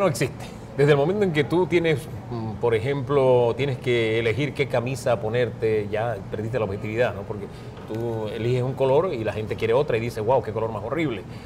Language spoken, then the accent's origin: Spanish; Valle de San Isidro, Panamá Oeste, Panama; also born or lived in Chiriquí; yo vengo de Chiriquí, pero me crié en el Valle de San Isidro, en calle e, detrás de la Boca del Lobo